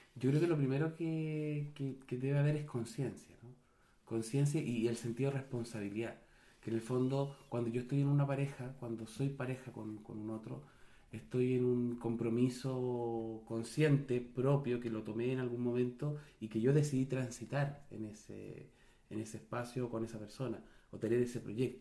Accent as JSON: {"language": "Spanish", "country": "Chile", "said": "Yo puedo dejar de estar en Chile, pero no con eso dejo de ser chileno. Soy chileno"}